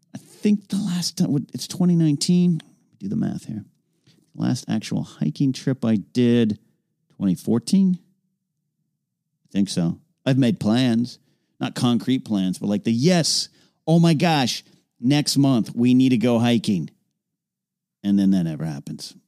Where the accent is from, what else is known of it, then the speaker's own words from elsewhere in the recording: Central Coast, California, United States; my hometown of Central Coast